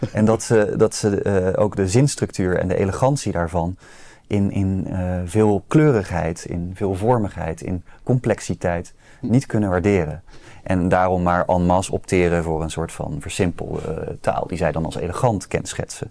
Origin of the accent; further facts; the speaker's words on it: Rotterdam, South Holland, Netherlands; ik als Rotterdammer moet zeggen dat ik natuurlijk uit een arbeidersmilieu kom